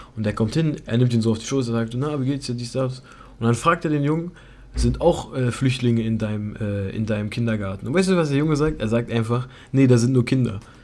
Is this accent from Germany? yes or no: yes; Germany; ich bin Deutscher